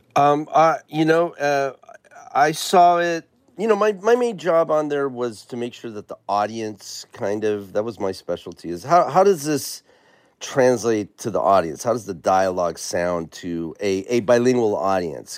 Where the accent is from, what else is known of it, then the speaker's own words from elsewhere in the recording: San Diego, California, United States; I'm, I'm from the border, I'm from San Diego